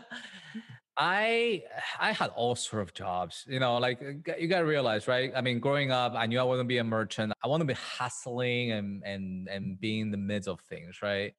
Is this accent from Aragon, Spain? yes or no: no; Madrid, Community of Madrid, Spain; moved away as an adult; also born or lived in Shanghai, China; now in New York, United States; was born in, in Shanghai, China. Um, and then we moved to Madrid, Spain when I was pretty young, yeah, um, about eight years old